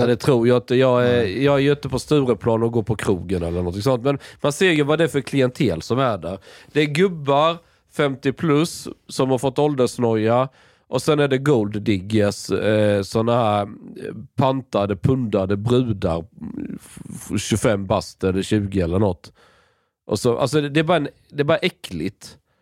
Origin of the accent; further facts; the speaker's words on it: Skåne, Sweden; jag är från Skåne